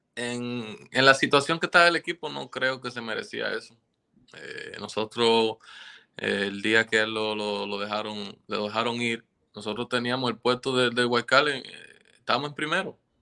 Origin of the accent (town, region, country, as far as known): Dominican Republic